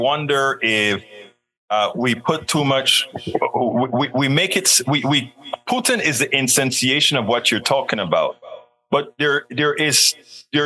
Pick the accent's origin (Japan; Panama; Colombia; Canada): Panama; now in United States; being a person from another country myself, I'm a naturalized American citizen. I'm from Panama.